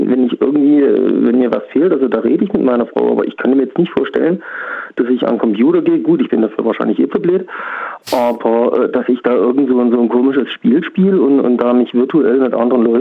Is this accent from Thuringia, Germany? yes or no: yes; Thuringia, Germany; born there; Äh, aus Niederbach, gebürtig aus Thüringen.